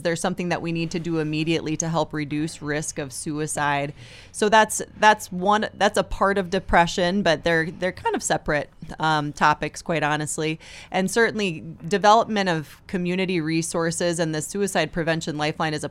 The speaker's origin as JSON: {"language": "English", "town": "Brookings", "region": "South Dakota", "country": "United States", "tie": "born or raised there", "said": "Right here in Brookings."}